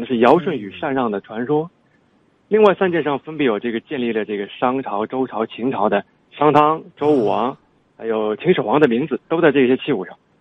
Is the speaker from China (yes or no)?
yes; China; 凭什么我们从文化上互相认可，咱们都是中国人